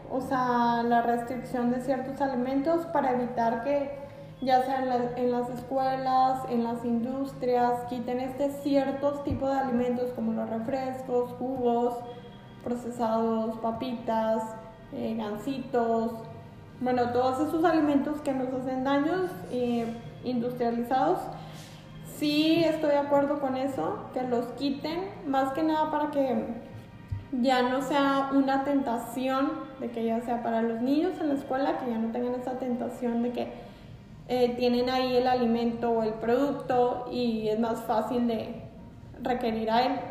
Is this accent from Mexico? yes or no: yes; Mexico; Es que nosotros como mexicanos eh, tenemos muy malos hábitos en cuanto a la alimentación.